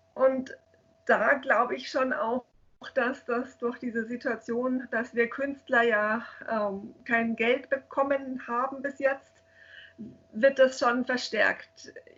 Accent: Munich, Bavaria, Germany; ich bin gebürtige Münchnerin, ich war auch immer hier in München

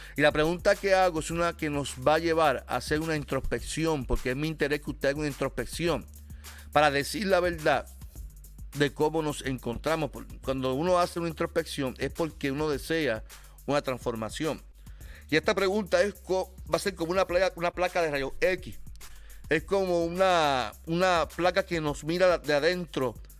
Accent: Carolina, Puerto Rico; soy de Carolina

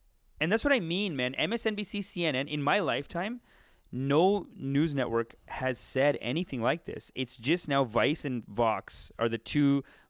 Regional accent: Canada; Like, we're Canadian.

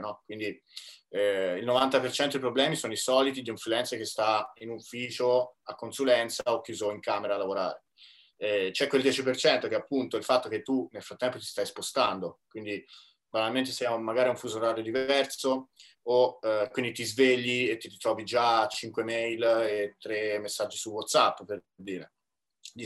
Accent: Tuscany, Italy; moved away as an adult; also born or lived in Milan; ho comprato casa in Toscana nel mio paese natale

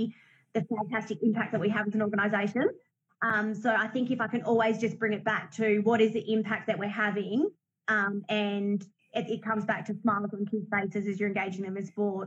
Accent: Australia; I grew up in a metropolitan area

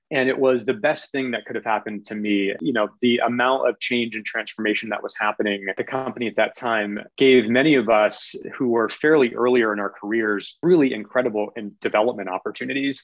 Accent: Kennebunk, Maine, United States; also born or lived in North Shore, Massachusetts; I'm a New England native I grew up in Kennebunk, Maine, which is a small coastal town in southern Maine.

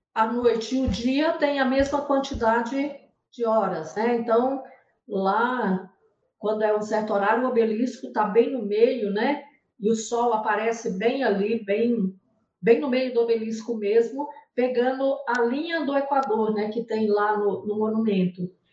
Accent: Goiás, Brazil; moved away as an adult; also born or lived in Amapá; now in Macapá, Brazil; E sou goiana. Estou no norte porque vim transferir, trabalhava em banco

